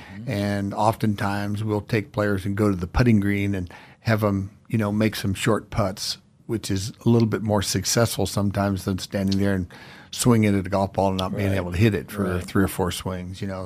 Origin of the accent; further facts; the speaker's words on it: South Florida, United States; moved away as an adult; also born or lived in Georgia; now in Idaho, United States; grew up in South Florida